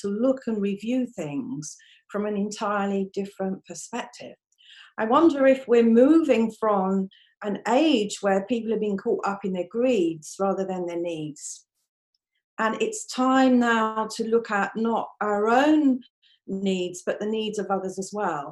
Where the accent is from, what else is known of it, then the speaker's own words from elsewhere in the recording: London, United Kingdom; moved away as an adult; now in Aberdeen, United Kingdom; I live in Aberdeen. Although I was born in London, I moved up here when I was 18